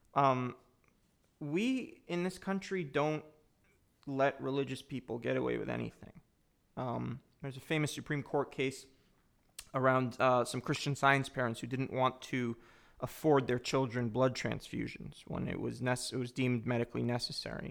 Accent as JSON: {"language": "English", "country": "United States", "said": "I'm both Jewish and an American"}